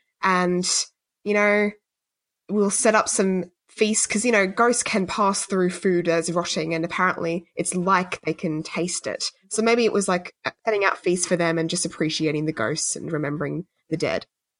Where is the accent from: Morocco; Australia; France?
Australia